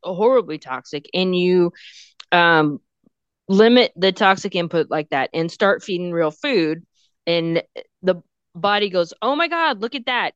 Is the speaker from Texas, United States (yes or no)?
yes; Texas, United States; I'm from Texas. We talk weird.